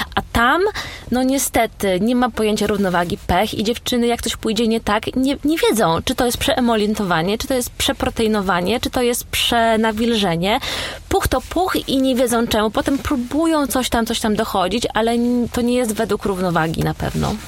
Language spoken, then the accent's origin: Polish; Poland; now in London, United Kingdom; Ja ciągle w Polsce dostawałam pytania o moje pochodzenie, czy ja na pewno jestem z Polski